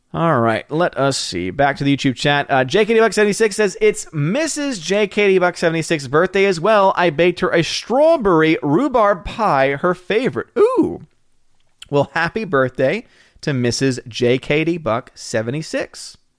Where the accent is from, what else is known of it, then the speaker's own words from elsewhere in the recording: Louisiana, United States; moved away; when I was a kid being in the Gulf of Mexico at one point, 'cause I was from Louisiana.